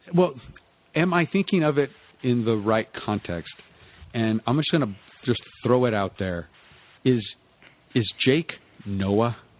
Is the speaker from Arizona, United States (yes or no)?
no; Albuquerque, New Mexico, United States; I am from Albuquerque